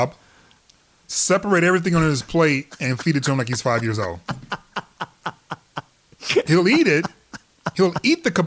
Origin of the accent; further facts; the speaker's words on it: Mississippi, United States; I'm from the South, like Mississippi South, not Mexico South